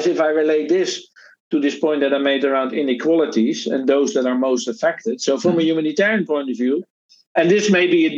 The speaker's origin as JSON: {"language": "English", "town": "Rotterdam", "region": "South Holland", "country": "Netherlands", "tie": "born or raised there", "moved": "yes", "said": "I'm originally from the Netherlands, born in Rotterdam."}